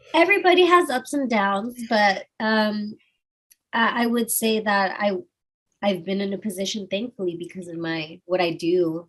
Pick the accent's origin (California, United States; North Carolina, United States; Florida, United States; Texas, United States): Texas, United States; Austin; I'm from Austin, Texas, and we keep it weird